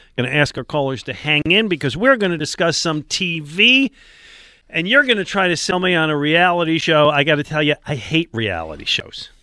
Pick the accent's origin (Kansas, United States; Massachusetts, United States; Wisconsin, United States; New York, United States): New York, United States; Buffalo; moved away as an adult; now in Philadelphia, United States; I grew up in Buffalo